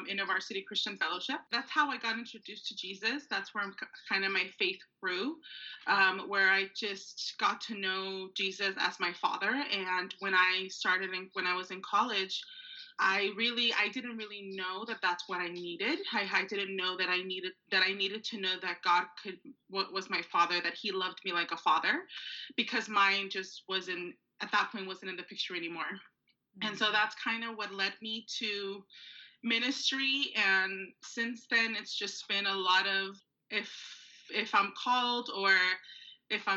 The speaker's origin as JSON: {"language": "English", "town": "Maywood", "region": "California", "country": "United States", "tie": "born or raised there", "said": "I grew up in Los Angeles, but I actually grew up in a small city called Maywood"}